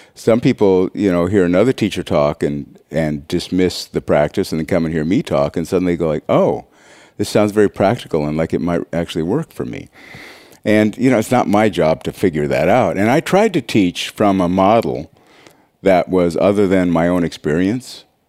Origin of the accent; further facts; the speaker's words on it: Montana, United States; I'm from Montana. I was raised on a farm